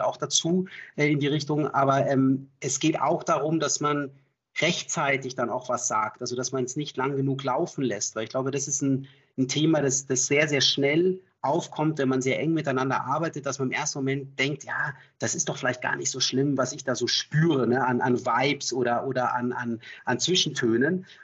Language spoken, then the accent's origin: German; Munich, Bavaria, Germany; Ich komme auch aus, ursprünglich aus München